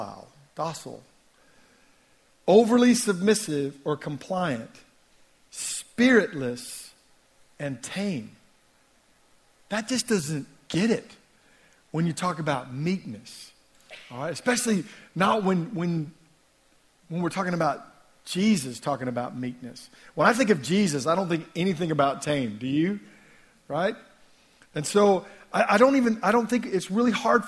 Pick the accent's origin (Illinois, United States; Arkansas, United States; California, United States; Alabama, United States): Arkansas, United States; moved away as an adult; now in Teesside, United Kingdom; I went to Arkansas, or I'm from Arkansas